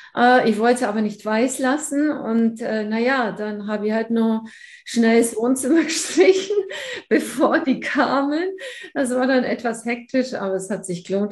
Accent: Allgäu, Bavaria, Germany; ich komme hier aus dem Allgäu. Man hört es wahrscheinlich auch etwas, ganz verleugnen kann ich es nicht.

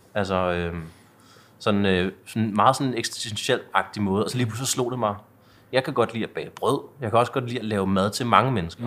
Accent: Vium, Denmark; jeg er vokset op i Vium, der ligger en 10 km væk herfra

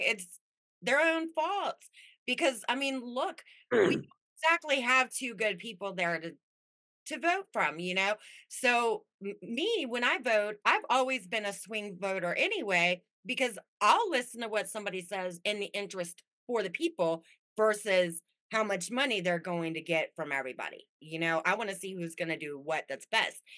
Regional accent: Las Vegas, Nevada, United States; moved away; also born or lived in Anaheim / Midwest; I grew up in Vegas, and then my family was from back here, so it kind of moved back

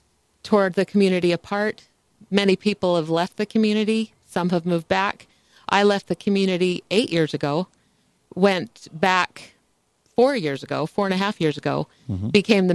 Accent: Hildale, Utah, United States; moved away as an adult; So I was born and raised in Hildale. Mm-hmm. We were FLDS, Fundamental Latter-day Saints.

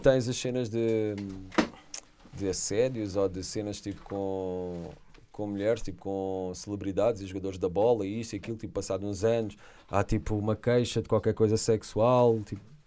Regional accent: Setúbal, Portugal; Em Setúbal, quando sou filho da terra

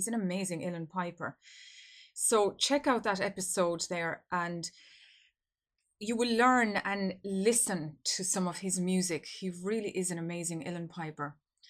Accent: Ireland; it marks a very special week here in my home country of Ireland

